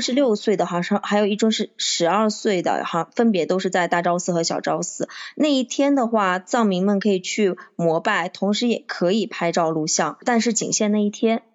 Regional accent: Xinjiang, China; 因为我是新疆人，我们是有时差的

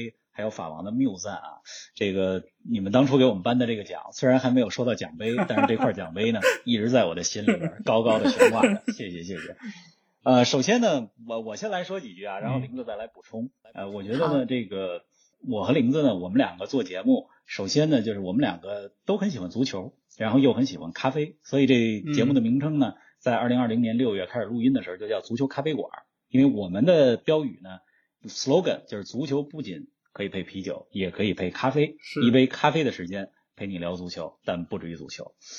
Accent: Beijing, China; 我们两个呢都在北京长大。

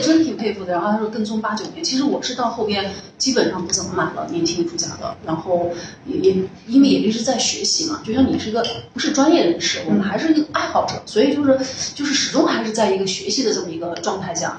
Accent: Xinjiang, China; moved away; 因为我是在新疆长大的

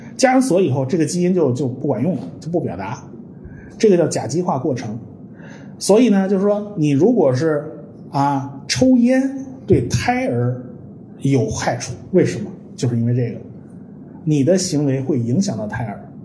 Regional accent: China; 其实我们中国人都懂

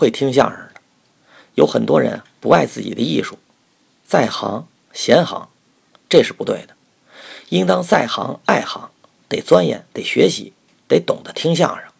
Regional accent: Beijing, China; now in Tianjin, China; 我是北京人，在这儿说话，你们听着是北京味儿，可是我在天津呢，待了少四十年了。

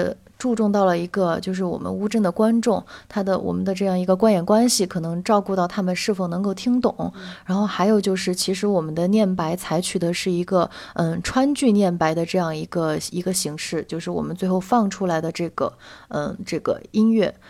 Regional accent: Sichuan, China; accent: Sichuanese; 如果说用这个我们四川话平时我们呃生活中的语言的话

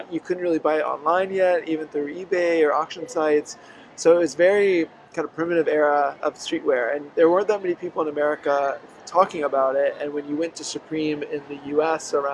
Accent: Oklahoma, United States; born there; also born or lived in Mississippi / Pensacola, Florida; Yeah.Yeah, so I grew. I was born in Oklahoma

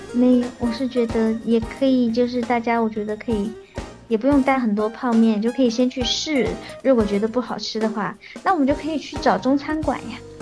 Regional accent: China; 我们，就是中国人

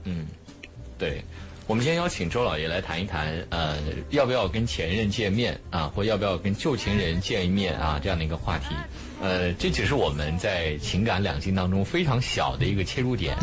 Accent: Hefei, Anhui, China; moved away; 我老家合肥

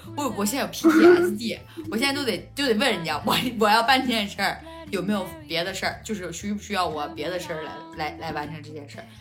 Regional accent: Hebei, China; moved away; 回了一趟我的老家，回了一趟河北

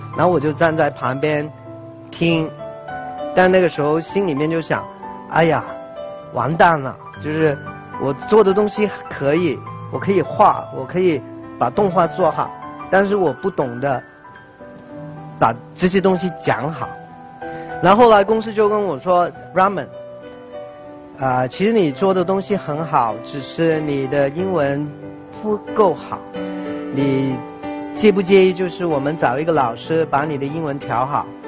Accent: Hong Kong; Chinese is a second language; 因为我是香港出生的，所以我的普通话说得不好

